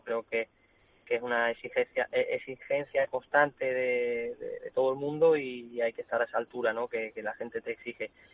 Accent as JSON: {"language": "Spanish", "town": "Cáceres", "region": "Extremadura", "country": "Spain", "also_born_or_lived": "Sanlúcar", "said": "Es mi tierra, es la plaza y la ciudad en la que vivo, en la que vivo. Bueno, estoy en Sanlúcar porque entreno aquí, pero mi, tierra es Cáceres"}